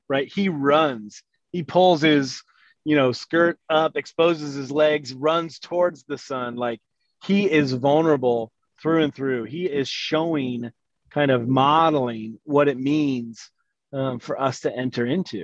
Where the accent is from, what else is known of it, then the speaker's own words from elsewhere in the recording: the South, United States; I grew up Southern Baptist in the South